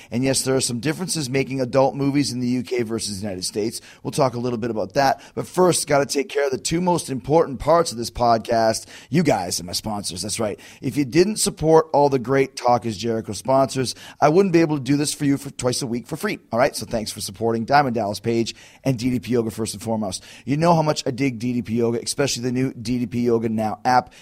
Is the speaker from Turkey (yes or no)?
no; Winnipeg, Manitoba, Canada; I'm from Canada